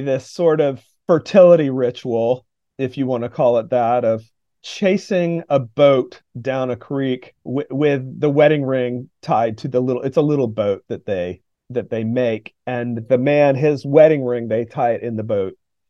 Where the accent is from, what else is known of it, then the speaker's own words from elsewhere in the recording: North Carolina, United States; I'm from North Carolina, I live in the South, and the Appalachian region has the feeling, the aesthetic, the vibe, if you want to say, of its own place.